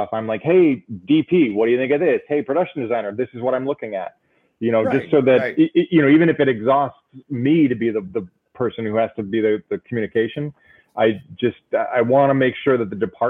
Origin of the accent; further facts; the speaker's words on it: Cleveland, Ohio, United States; I am from Cleveland